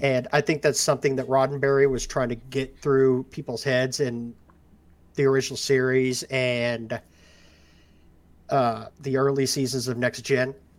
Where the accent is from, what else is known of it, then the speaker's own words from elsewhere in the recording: Ozark Mountains, on the border of Missouri and Arkansas, the Ozarks, United States; I was born and raised in the Ozark Mountains, oh, on the border of Missouri and Arkansas